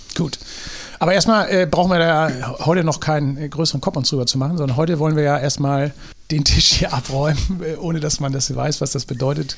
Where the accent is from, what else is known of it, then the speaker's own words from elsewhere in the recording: Drochtersen, Lower Saxony, Germany; ich komme aus Drochtersen auf der anderen Elbseite ja. oder Landkreis Stade